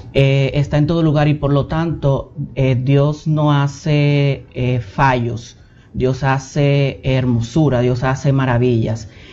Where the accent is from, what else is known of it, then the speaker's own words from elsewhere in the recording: Villa Mella, Distrito Nacional, Dominican Republic; Vengo de Villamella.